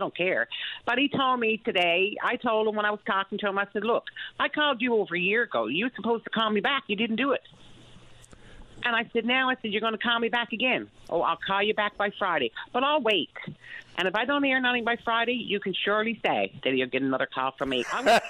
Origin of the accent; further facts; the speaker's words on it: Trinity Bay, Newfoundland and Labrador, Canada; moved away as an adult; I'm from Trinity Bay. I know what the roads is like.